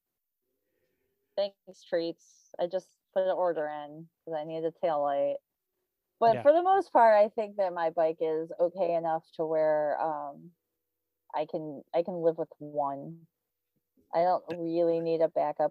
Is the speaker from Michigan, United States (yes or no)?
yes; Michigan, United States; now in Brooklyn, United States; I grew up in Michigan